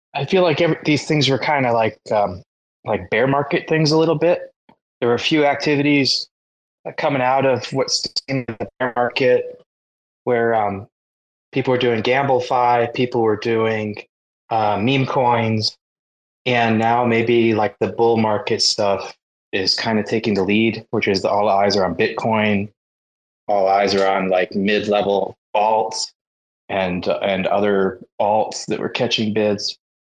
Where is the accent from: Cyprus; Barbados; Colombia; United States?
United States; as an American